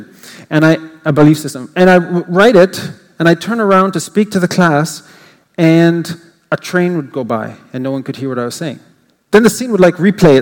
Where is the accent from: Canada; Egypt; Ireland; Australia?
Canada; I'm an English Canadian, and though I speak French fluently